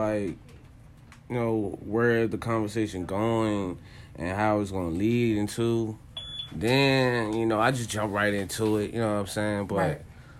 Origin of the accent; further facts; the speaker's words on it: Richmond, Virginia, United States; I'm from Richmond, Virginia.